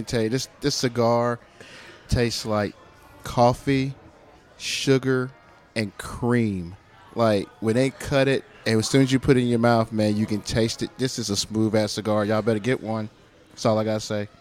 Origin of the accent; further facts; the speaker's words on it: Nashville, Tennessee, United States; I'm from Nashville. You know what I'm saying? I grew up on country music